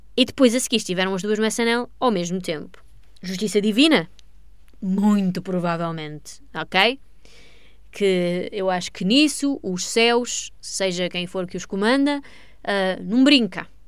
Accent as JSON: {"language": "Portuguese", "country": "Portugal", "said": "sou portuguesa"}